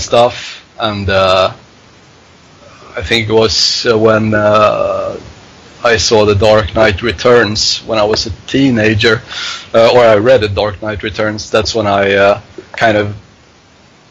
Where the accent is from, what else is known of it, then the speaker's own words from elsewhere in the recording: Stockholm, Stockholm County, Sweden; also born or lived in Hofors; I grew up in Stockholm.